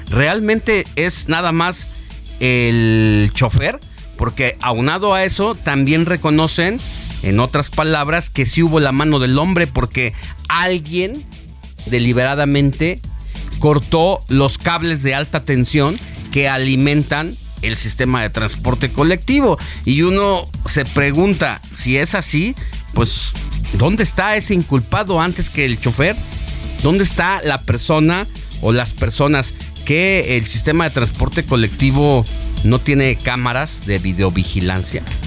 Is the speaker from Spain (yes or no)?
no; Mexico